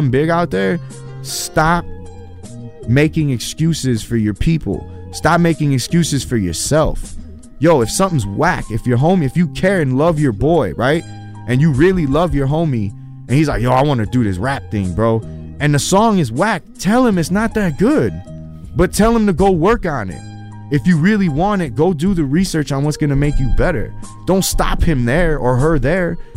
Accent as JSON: {"language": "English", "town": "Chicago", "region": "Illinois", "country": "United States", "tie": "born or raised there", "said": "I'm a kid from Chicago Avenue. I grew up in a neighborhood that was tough"}